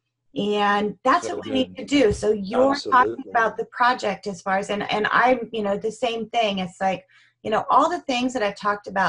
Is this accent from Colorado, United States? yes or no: yes; Colorado, United States; now in Oregon, United States; I grew up in Colorado riding horses